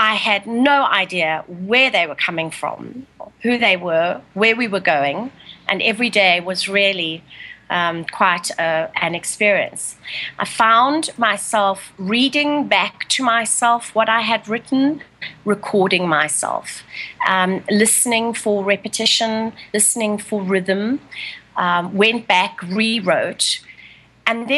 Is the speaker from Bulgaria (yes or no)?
no; South Africa; moved away as an adult; also born or lived in San Francisco, United States; now in Italy; I'm South African born to an Italian father. So I live in Italy at the moment, but for many years I was an expat wife